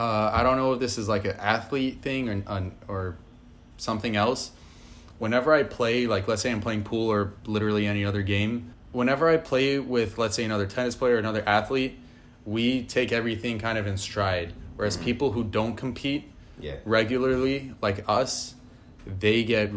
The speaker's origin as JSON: {"language": "English", "town": "New York City", "region": "New York", "country": "United States", "tie": "born or raised there", "said": "growing up in New York City, I feel like it would be a different scenario if you grew up in, like, Nebraska or something like that."}